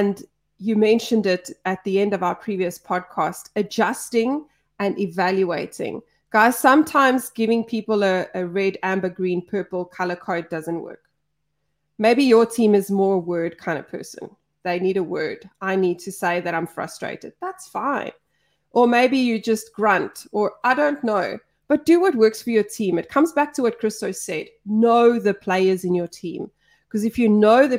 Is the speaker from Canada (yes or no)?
no; South Africa; I'm South African.